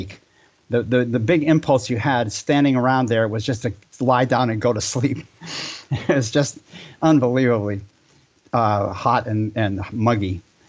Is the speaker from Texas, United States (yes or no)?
no; Hanover, New Hampshire, United States; moved away as an adult; also born or lived in Los Angeles, California; I grew up back east on the East Coast of the United States. And my dad ran the local movie theater in a university town where I grew up, Hanover, New Hampshire